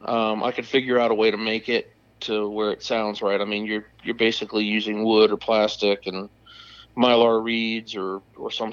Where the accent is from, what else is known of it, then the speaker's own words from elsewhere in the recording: Odessa, Florida, United States; I'm a Florida native, sixth generation on my mother's side. We've been here since 1861. I've been hunting turkeys since I was a little kid. I grew up out in Odessa, Florida, just north of Tampa